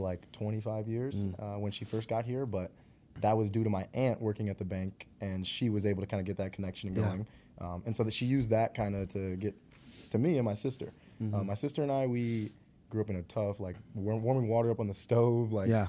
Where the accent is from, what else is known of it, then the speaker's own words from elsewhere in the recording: Barrington, Illinois, United States; also born or lived in Evanston; But I was born and raised in Barrington, Illinois.